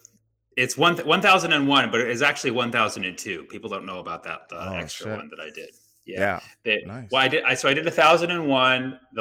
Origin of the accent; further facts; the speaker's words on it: Oakland, California, United States; also born or lived in Los Angeles; I was born in Oakland. I grew up